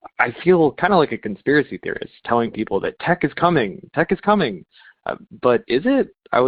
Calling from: Los Angeles, California, United States; I'm calling from Los Angeles.

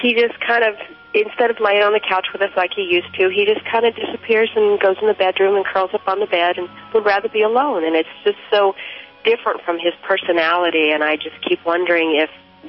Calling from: Washington, United States; Washington State.

